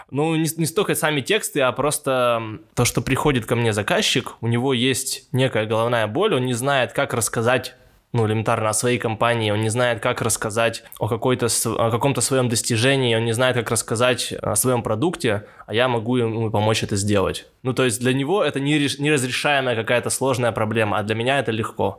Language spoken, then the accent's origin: Russian; Tobolsk, Tyumen Oblast, Russia; moved away as an adult; now in Tyumen, Russia; Я из Тобольска, и я переехал в Тюмень сколько уже? 9 лет назад. Я поступал в университет